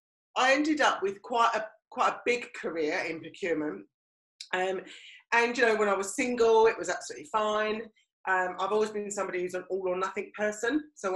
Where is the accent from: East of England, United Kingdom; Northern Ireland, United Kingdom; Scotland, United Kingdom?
East of England, United Kingdom; And actually, because I came from Essex, I almost kind of stifled what I was. I kind of put on a posher voice.